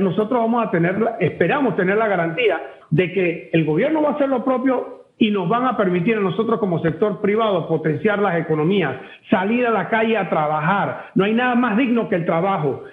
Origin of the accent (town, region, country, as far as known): Panama